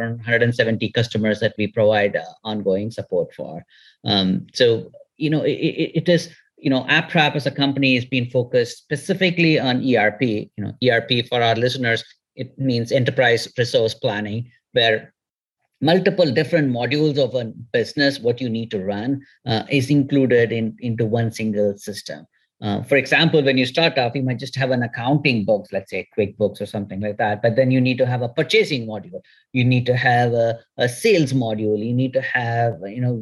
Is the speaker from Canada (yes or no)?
no; India; moved away; also born or lived in California; I'm from India.